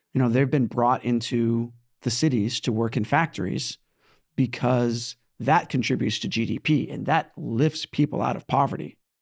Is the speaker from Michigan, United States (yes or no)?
no; California, United States; now in New York, United States; I was born in California, and now I live in New York